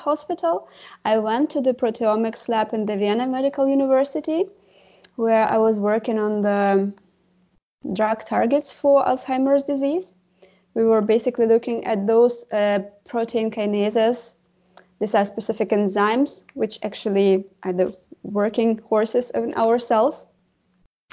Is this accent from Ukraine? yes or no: yes; Ukraine; moved away as an adult; now in Germany; I come originally from Ukraine, where I got the medical education